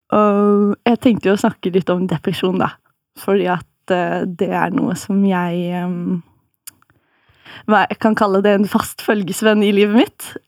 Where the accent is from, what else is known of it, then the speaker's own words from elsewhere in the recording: Farsund, Agder, Norway; Kommer opprinnelig fra Jeg vil si at jeg kommer fra Farsund, kanskje.